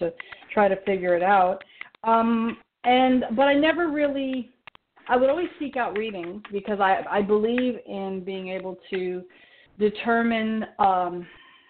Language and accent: English; Oakland, California, United States; moved away as an adult; also born or lived in Los Angeles; I grew up in the Bay Area, born in Oakland, raised there